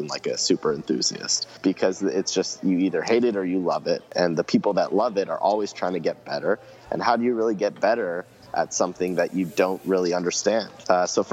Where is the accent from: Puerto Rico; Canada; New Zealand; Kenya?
Canada; Ontario; growing up in Ontario, Canada